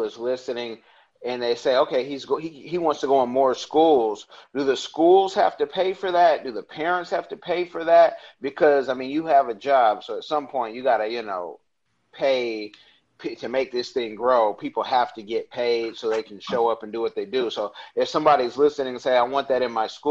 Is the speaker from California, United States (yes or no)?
yes; Oakland, California, United States; moved away as an adult; I'm from Oakland